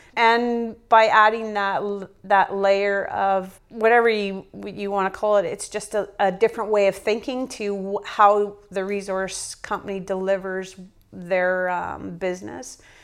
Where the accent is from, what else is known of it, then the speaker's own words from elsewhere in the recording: northern Alberta, Canada; moved away as an adult; also born or lived in Northwest Territories; I'm Canadian-born in the northern part of Alberta